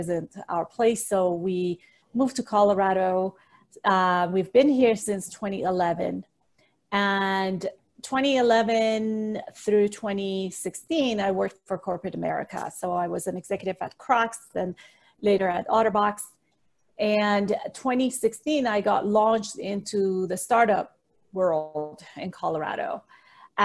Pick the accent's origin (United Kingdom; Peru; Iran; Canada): Iran; moved away as an adult; also born or lived in Pacific Northwest / Singapore / Chicago; now in United States; I was born and raised in the Middle East in the country of Iran. And I moved to the United States when I was 18 years old